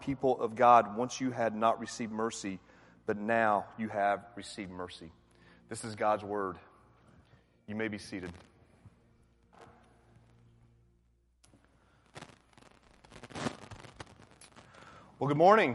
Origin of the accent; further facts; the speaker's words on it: Atlanta, Georgia, United States; I'm from Atlanta